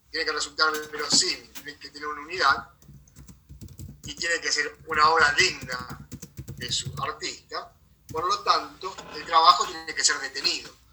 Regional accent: La Plata, Buenos Aires Province, Argentina; Yo soy de La Plata.

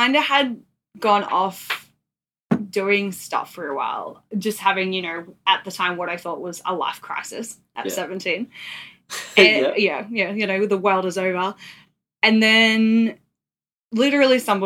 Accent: New Zealand; now in Brisbane, Australia; I'm from New Zealand

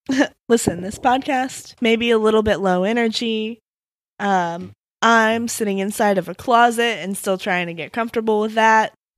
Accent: Midwest, United States; I'm from the Midwest

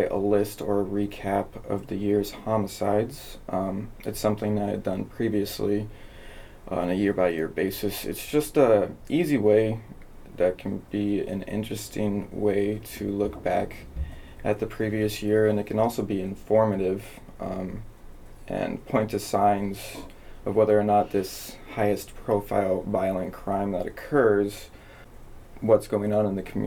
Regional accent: Anchorage, Alaska, United States; moved away as an adult; now in Clark County, United States; I came from Anchorage, Alaska. It's where I spent my entire life.

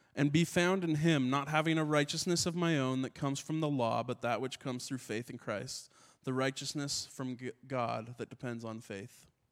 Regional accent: Ottawa, Ontario, Canada; I grew up in Ottawa, and uh, in Ottawa

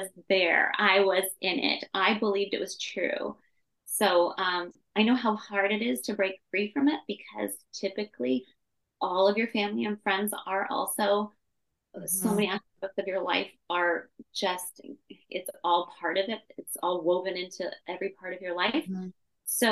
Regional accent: Temecula, California, United States; also born or lived in Orange County, California; I was born in Orange County, California, but I was raised in Temecula, California, which is just an hour south of it. So Southern California, born and raised

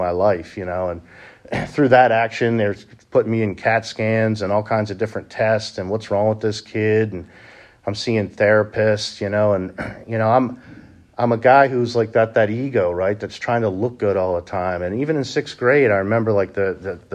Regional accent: Honey Brook, Pennsylvania, United States; I grew up in Honeybrook, PA, not too far from here

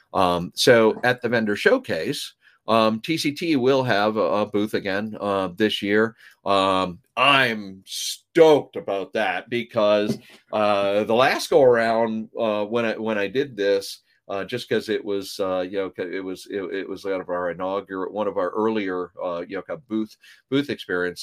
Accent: Canada; moved away; I was born in Canada

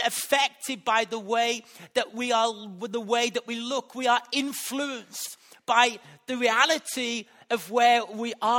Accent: West Bromwich, West Midlands, United Kingdom; accent: Black Country; where I was brought up in West Bromwich. And that has influenced my accent. The way that I speak has been influenced by the area that I've been grown up in the black country

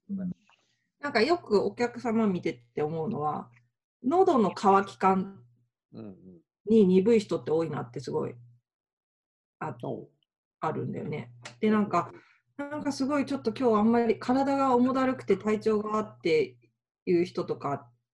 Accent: Tokyo, Japan; now in Kyoto, Japan; 東京出身ですけど、京都にいる

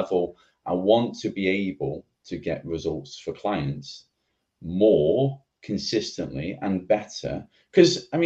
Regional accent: Oldham, North West England, United Kingdom; I am in Oldham, from Oldham. Manchester.

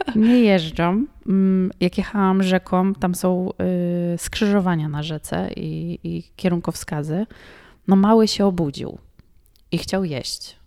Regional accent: Poland; Ja mówię, że nie, z Polski

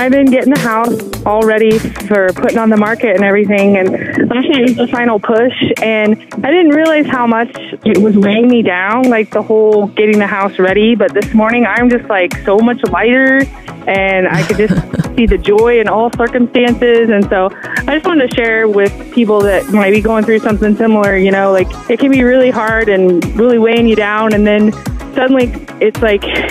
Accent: Ottawa, Kansas, United States; moved away as an adult; also born or lived in Houston; I'm from Kansas. I'm actually from Ottawa, where we are

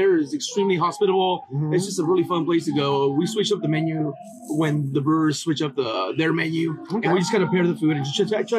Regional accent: Anaheim, California, United States; also born or lived in Chicago; I'm from Anaheim, California.

